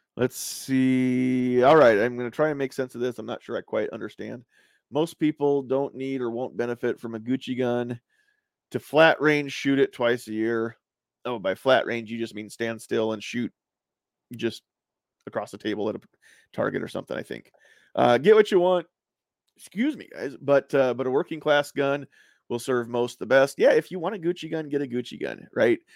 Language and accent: English; United States